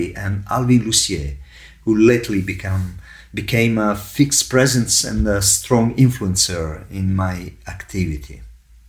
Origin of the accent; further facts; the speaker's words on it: Catania, Sicily, Italy; moved away as an adult; now in Rome, Italy; I was born in Sicily and I moved to Rome in 1980 to follow my musical studies.